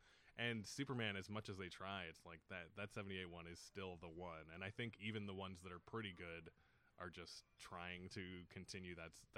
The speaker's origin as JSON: {"language": "English", "town": "Edmonton", "region": "Alberta", "country": "Canada", "tie": "born or raised there", "said": "I grew up in Edmonton, and we have like, they did a very good job of preserving their historic theaters there."}